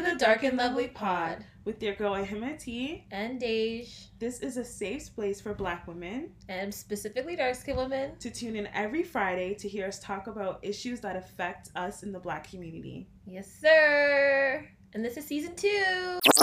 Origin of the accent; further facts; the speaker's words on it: Ajax, Ontario, Canada; also born or lived in Toronto; I grew up in the hood, but I moved from early to Ajax